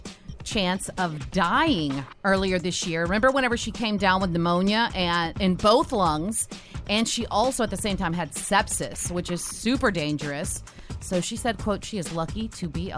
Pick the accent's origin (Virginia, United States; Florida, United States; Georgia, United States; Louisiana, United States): Louisiana, United States; my home state of Louisiana